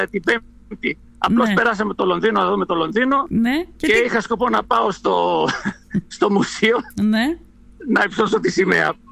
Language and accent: Greek; Sydney, New South Wales, Australia; also born or lived in Lemnos, Greece; στο σύνδεσμο της Αυστραλίας ε, Βέβαια γεννήθηκα στη, στη Λιμνό το 1963.